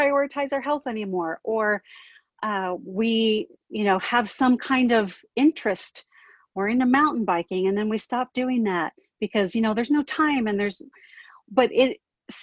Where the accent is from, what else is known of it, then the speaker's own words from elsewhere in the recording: Southern California, United States; moved away; I grew up in Southern California